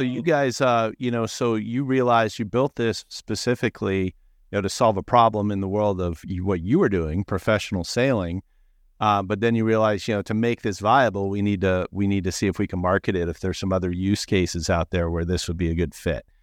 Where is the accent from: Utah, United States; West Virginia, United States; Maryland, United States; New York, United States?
Maryland, United States; Annapolis; I grew up in Annapolis, Maryland